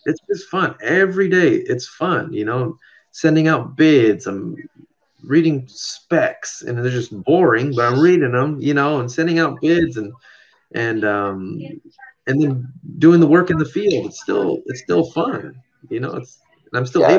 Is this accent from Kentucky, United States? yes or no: no; San Diego, California, United States; moved away as an adult; now in Washington, United States; My wife and I grew up grew up in San Diego.